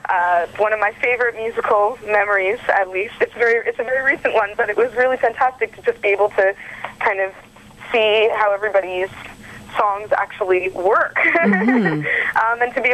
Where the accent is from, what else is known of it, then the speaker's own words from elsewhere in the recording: Ontario, Canada; Well, I'm from Ontario. I've lived pretty much in a bunch of different cities. I'm kind of living a nomadic life, actually.